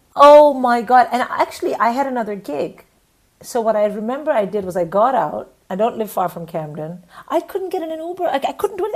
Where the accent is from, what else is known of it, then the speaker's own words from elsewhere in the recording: India; moved away as an adult; also born or lived in England; I was from India